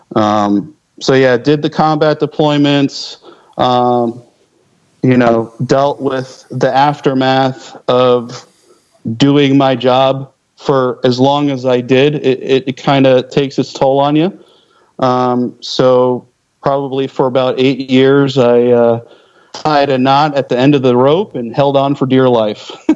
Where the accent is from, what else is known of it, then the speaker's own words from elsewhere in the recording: just outside of Philadelphia, Pennsylvania, United States; moved away; I grew up just outside of Philly, so I mean, that's that's kind of my old stomping ground.